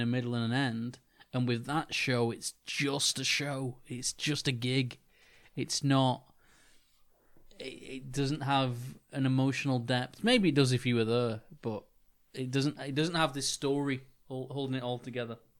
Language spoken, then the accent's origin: English; Wigan, North West England, United Kingdom; the town that myself and Johnny grew up in, in, in Wigan